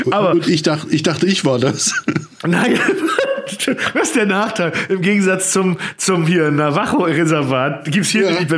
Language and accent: German; the East, East Germany, Germany; ich komme ja aus dem Osten